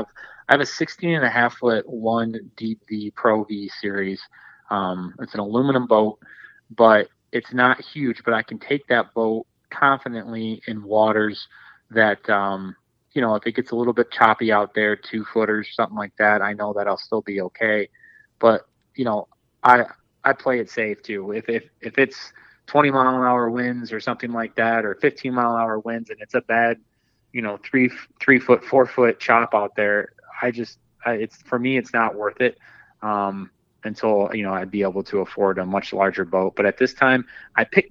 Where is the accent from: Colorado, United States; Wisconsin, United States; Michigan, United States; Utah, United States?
Michigan, United States; Dundee; I grew up in Southeast Michigan, and, you know, being right by Lake Erie, I grew up in kind of like around the Dundee area